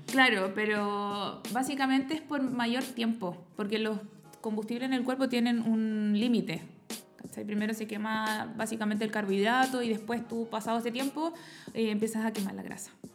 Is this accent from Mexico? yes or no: no; Los Andes, Valparaíso, Chile; yo volví a Los Andes, que es donde yo soy, mi pueblo natal